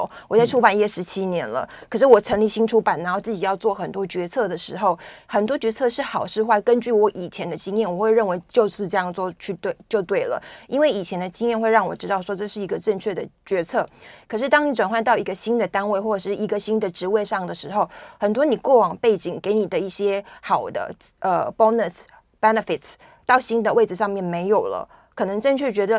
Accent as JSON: {"language": "Chinese", "country": "Taiwan", "said": "我们台湾人"}